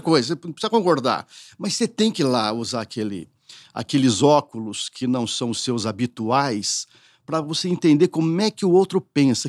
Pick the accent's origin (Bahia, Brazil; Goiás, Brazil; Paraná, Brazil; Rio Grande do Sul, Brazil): Paraná, Brazil; northern; also born or lived in São José do Rio Preto, São Paulo; now in São Paulo, Brazil; morava numa cidade muito pequena no norte do Paraná